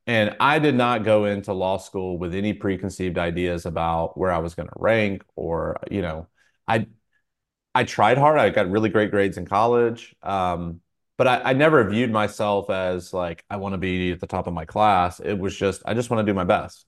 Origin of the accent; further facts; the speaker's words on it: Fayetteville, North Carolina, United States; moved away as an adult; also born or lived in Atlanta area; now in Atlanta, United States; I grew up in a military town. It's called Fayetteville, North Carolina